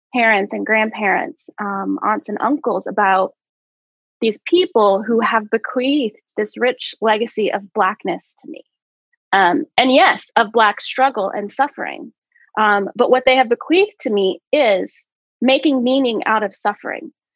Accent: Oklahoma, United States; I grew up in Oklahoma

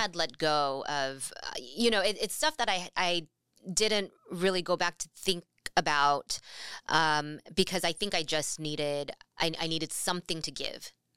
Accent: California, United States; moved away as an adult; now in Seattle, United States; possibly make it back to California

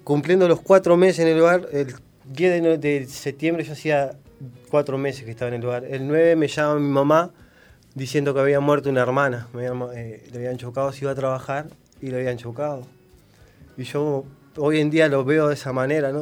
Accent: Paysandú, Uruguay; moved away as an adult; now in Villa García, Uruguay; yo soy de Paysandú

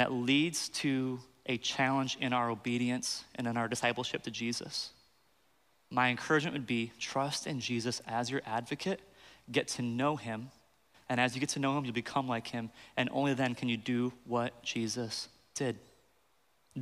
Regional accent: Michigan, United States; I grew up in Michigan, and so I was raised by rednecks

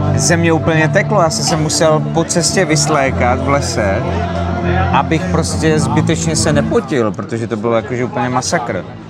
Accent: Slavičín, Zlín Region, Czechia; moved away; jsem původem ze Slavičína.

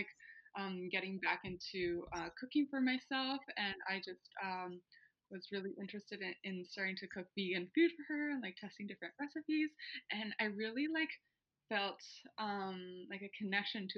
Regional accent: Puerto Vallarta, Jalisco, Mexico; moved away as an adult; now in Canada; I'm born and raised in Mexico.

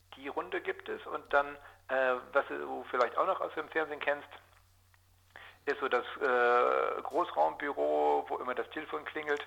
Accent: Georgsmarienhütte, Lower Saxony, Germany; Geboren wurde ich in Georgsmarienhütte

